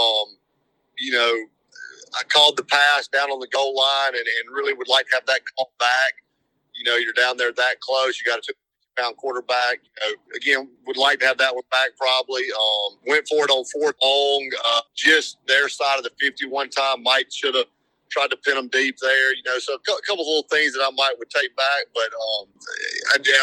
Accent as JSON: {"language": "English", "town": "French Camp", "region": "Mississippi", "country": "United States", "tie": "born or raised there", "said": "I grew up in French Camp in the middle of nowhere"}